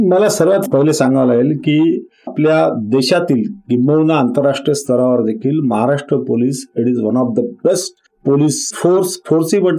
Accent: Hingoli, Maharashtra, India; मी मूळचा राहणार हिंगोलीचा म्हणजे … सेनगाव हिंगोलीपासून एक चोवीस पंचवीस किलोमीटरवर तालुका आता तालुका आहे त्याच एक लहान गाव होतं पण माझा जन्म आणि शिक्षण म्हणजे पहिलीपासून ते पोस्ट ग्रॅज्युएशनपर्यंत शिक्षण हे हिंगोलीलाच झालेलं आहे

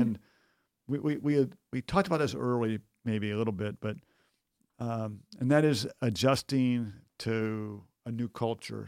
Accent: United States; as an American

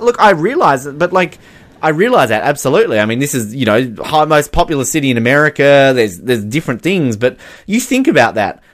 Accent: Australia; as an Australian

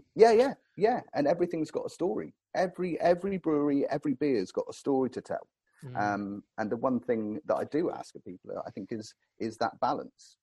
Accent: Cornwall, South West England, United Kingdom; growing up in Cornwall, I was blessed down here

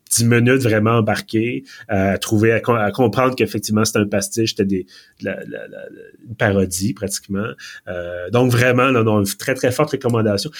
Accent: Quebec, Canada; accent: Québécois; mon bel accent québécois

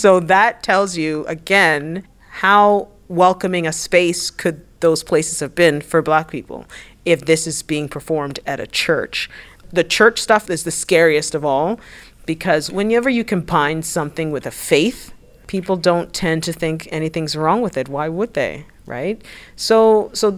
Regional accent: Canada; also born or lived in United States; I'm Canadian

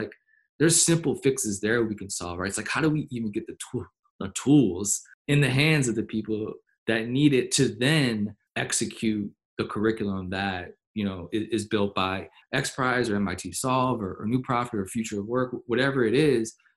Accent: New Orleans, Louisiana, United States; I grew up in New Orleans

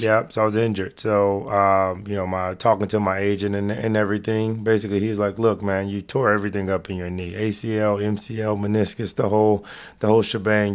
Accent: Dallas, Texas, United States; To do it in my hometown

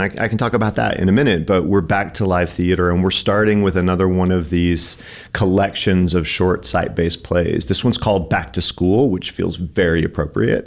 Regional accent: East Tennessee, United States; also born or lived in Colorado / Kentucky; now in Missoula, United States; I'm originally from Colorado, and then I grew All up right. in the mountains of East Tennessee

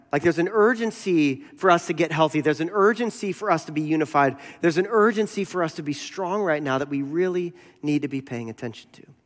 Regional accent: United States; I'm American

